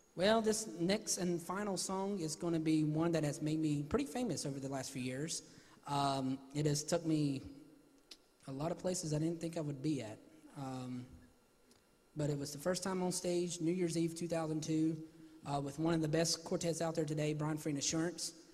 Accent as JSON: {"language": "English", "town": "Salisbury", "region": "North Carolina", "country": "United States", "tie": "born or raised there", "said": "my friends at my hometown church, Gospel Light Baptist Church in Salisbury, North Carolina"}